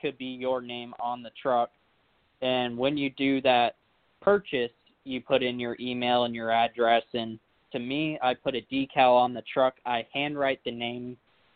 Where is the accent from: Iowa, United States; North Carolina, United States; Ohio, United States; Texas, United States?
North Carolina, United States; Mooresville; my hometown of Mooresville